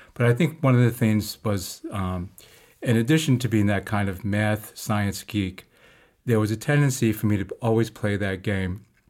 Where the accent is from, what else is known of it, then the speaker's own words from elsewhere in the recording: New York City, New York, United States; also born or lived in Harlem, New York; I was born in Harlem, um, and my family at that time uh, moved to Queens when I was just before preschool, um, and then grew up in Queens